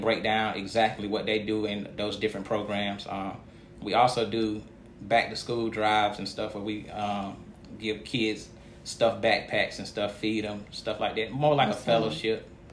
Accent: United States; I'm from Montgomery County, a proud native of Montgomery County

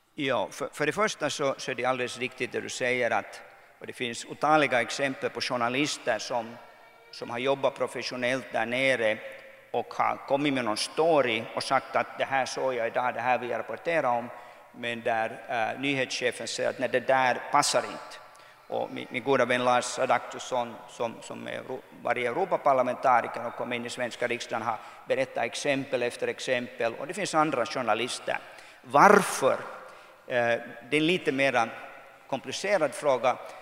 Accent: Kokkola, Central Ostrobothnia, Finland; moved away as an adult; also born or lived in Brussels / New York; jag växte upp här i Karleby att, att man var inte från Karleby, man var från Soka

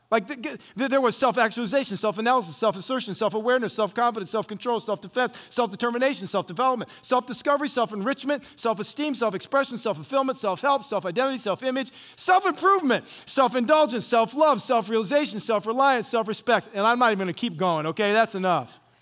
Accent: Northwest Ohio, United States; now in Orange County, California, United States; I grew up in Northwest Ohio on some farm

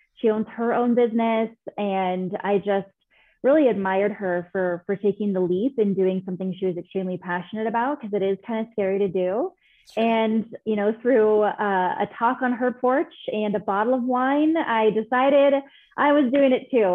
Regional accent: California, United States; moved away as an adult; now in Denver, United States; I'm from California originally. I now live in Denver, Colorado.

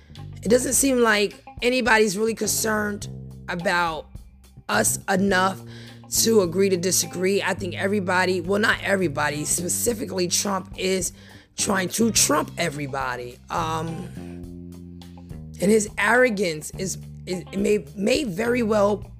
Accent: United States; to me as an American

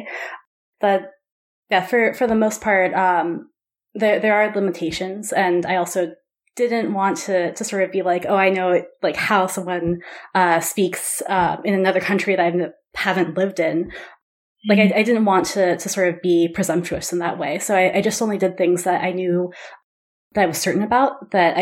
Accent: United States; I am American

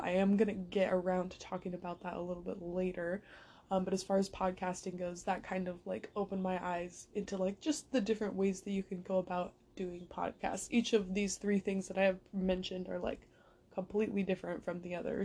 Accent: San Jose, California, United States; my hometown in San Jose

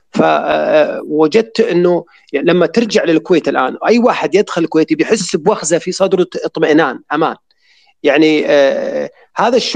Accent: Saudi Arabia; وكأن الشرخ موجود فينا احنا كلنا كسعوديين

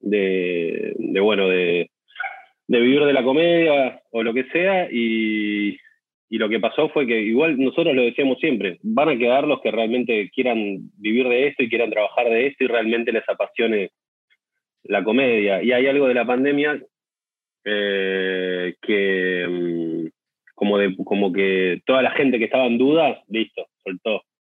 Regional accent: Mar del Plata, Buenos Aires Province, Argentina; born or raised there

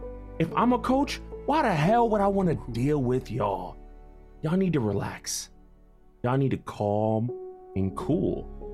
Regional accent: Hartford, Connecticut, United States; my hometown of Hartford, Connecticut

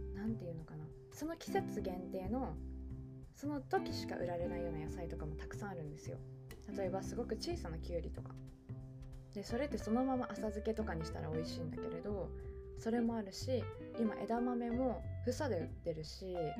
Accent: Hokkaido, Japan; also born or lived in Yokohama; now in Tokyo, Japan; 私北海道出身

